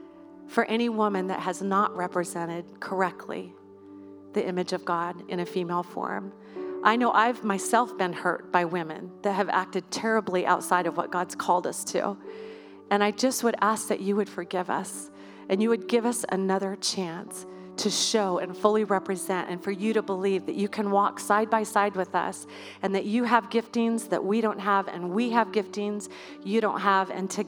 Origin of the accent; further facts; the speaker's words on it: Idaho, United States; I, born and raised in Idaho right here. You cannot take Idaho out of me.